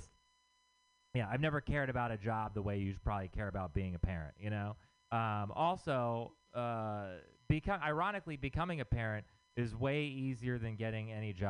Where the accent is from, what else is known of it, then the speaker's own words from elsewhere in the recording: Texas, United States; moved away; I'm from Texas